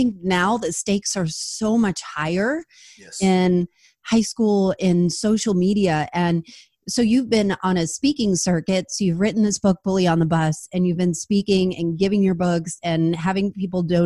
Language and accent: English; New Jersey, United States; I grew up in New Jersey, and in New Jersey we're loud or louder in general